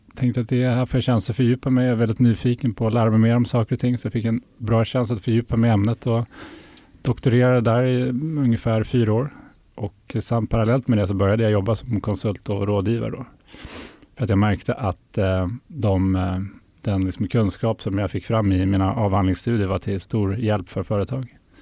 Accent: Härnösand, Västernorrland County, Sweden; moved away; also born or lived in Sundsvall / London / Lund; Jag är norrlänning. Jag kommer från Härnösand som ligger nästan eh, mitt i Sverige. Så där växte jag upp

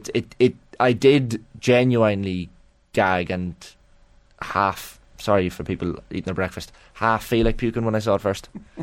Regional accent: Monaghan, Ulster, Ireland; I grew up in Monaghan, but my dad was from Galway.

